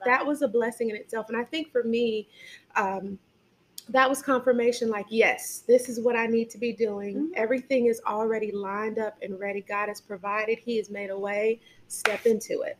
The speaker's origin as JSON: {"language": "English", "area": "suburb of Chicago", "region": "Illinois", "country": "United States", "tie": "born or raised there", "moved": "yes", "lives_now": "Harvest, Alabama, United States", "said": "I'm from Illinois, Chicago. Um, well, not really Chicago, but a suburb of Illinois."}